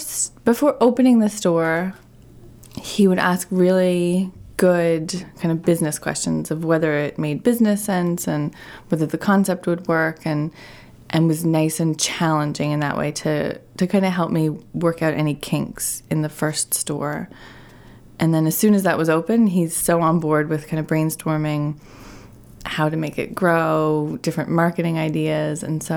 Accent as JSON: {"language": "English", "region": "Newfoundland and Labrador", "country": "Canada", "tie": "born or raised there", "said": "So it's pretty remote. It's the most eastern point in Canada."}